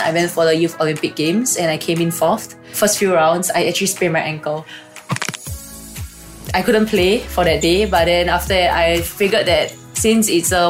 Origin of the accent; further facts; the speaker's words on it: Malaysia; now in Singapore; I came from Malaysia and I came over with a foreign sports scholarship in Singapore Sports School.